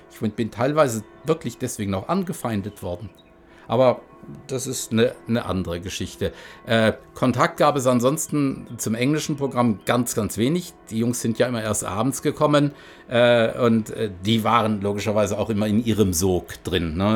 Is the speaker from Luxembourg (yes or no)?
yes; Luxembourg; German is a second language; weil ich war ja Luxemburger und bin es nach wie vor und gerne. Aber ich habe ja einen Akzent gehabt.